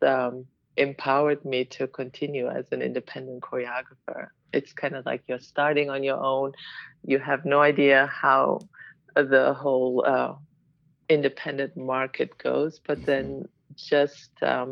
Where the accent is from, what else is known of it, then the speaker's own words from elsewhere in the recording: Berlin, Germany; moved away as an adult; also born or lived in Washington, D.C.; now in Chicago, United States; I'm originally from Germany, Berlin, and I moved here to dance